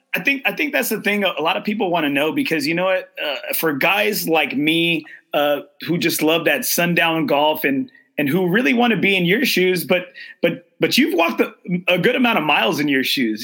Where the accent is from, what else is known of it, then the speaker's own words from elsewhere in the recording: Corpus Christi, Texas, United States; moved away as an adult; also born or lived in San Antonio, Texas; my hometown where I grew grew up